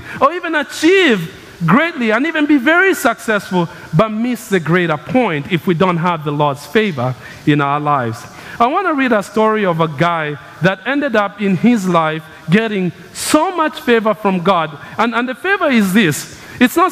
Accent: Kenya; moved away; I grew up in Kenya. It's the land of runners.

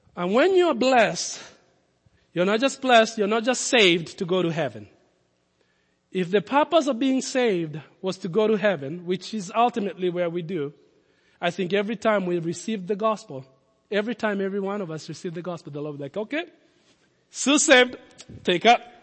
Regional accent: Nairobi, Kenya; moved away; also born or lived in Lincoln, Nebraska; I grew up in Kenya

